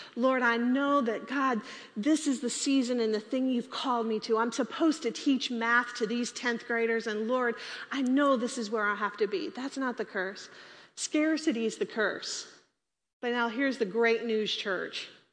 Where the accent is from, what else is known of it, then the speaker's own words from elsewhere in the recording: Texas, United States; We're all from Texas